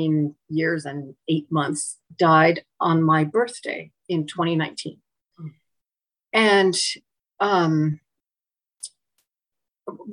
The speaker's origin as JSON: {"language": "English", "region": "Pacific Northwest", "country": "United States", "tie": "born or raised there", "moved": "yes", "lives_now": "Long Island Sound area, United States", "said": "I grew up in the Pacific Northwest"}